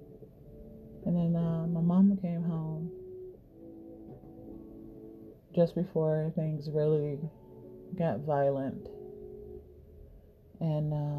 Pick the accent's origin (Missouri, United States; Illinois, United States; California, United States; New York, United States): Illinois, United States; Chicago; I'm from Chicago